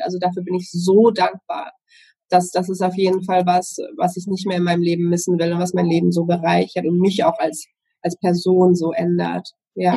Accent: Southern Germany, Germany; Ich komme aus Süddeutschland.

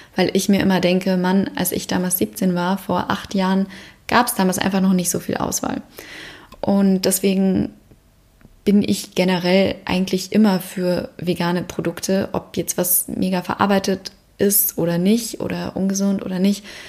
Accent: Bavaria, Germany; bin ich in Bayern aufgewachsen

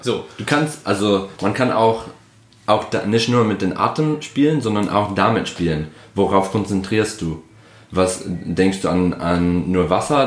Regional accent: Detroit, Michigan, United States; German is a second language; moved away as an adult; also born or lived in Berlin, Germany; now in Germany; ich komme aus Detroit, Michigan.

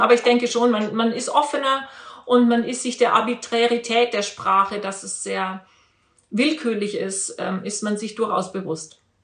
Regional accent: Regensburg, Bavaria, Germany; Ich bin ja in Bayern groß geworden, auch wenn man das jetzt nicht hört.

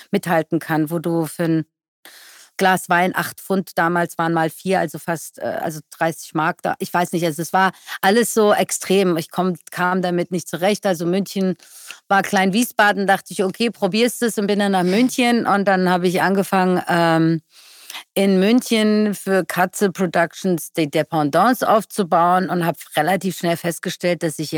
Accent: Iran; now in Germany; Ich würde sagen, mein Ursprung ist der Iran, aber meine Heimat, in der ich lebe, ist Deutschland.

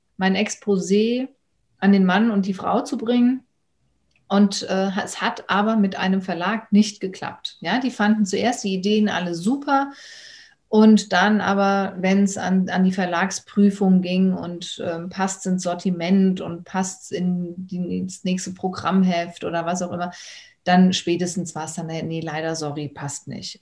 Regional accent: Germany; aus Deutschland.

